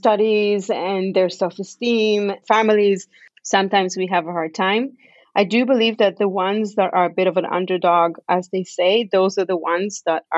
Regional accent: Israel; moved away as an adult; also born or lived in Canada / Victoria, Canada; now in Vancouver, Canada; I grew up in Israel. I was born in Canada, but I grew up in Israel.

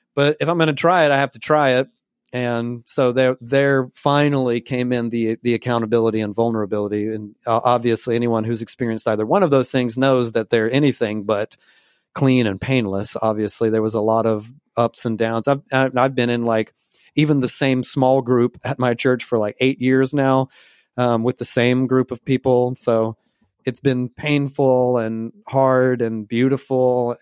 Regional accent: Georgia, United States; also born or lived in Portland, Oregon; now in Pacific Northwest, United States; my church on a regular basis in Georgia

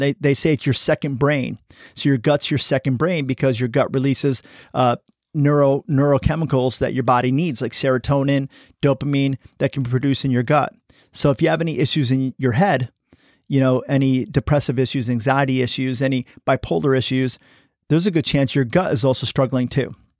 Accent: United States; I'm American

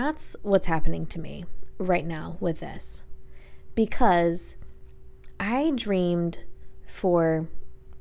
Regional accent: Coeur d'Alene, Idaho, United States; my hometown, Coeur d'Alene, which is in North Idaho

